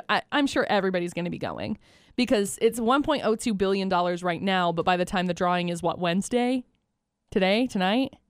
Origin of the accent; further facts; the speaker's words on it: Utah, United States; moved away as an adult; growing up in Utah, we don't have a lottery and I didn't grow up playing it